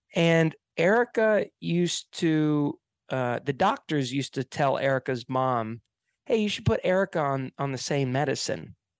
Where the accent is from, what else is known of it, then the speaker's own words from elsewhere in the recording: Hilton Head Island, South Carolina, United States; I grew up on an island here in America. Uh, it's called Hilton Head Island. It's in the state of South Carolina